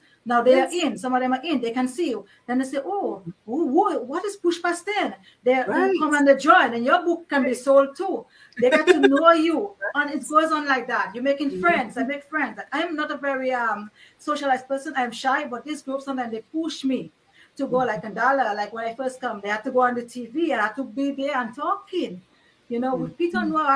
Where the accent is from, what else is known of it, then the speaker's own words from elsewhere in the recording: Dominica; I grew up in Dominica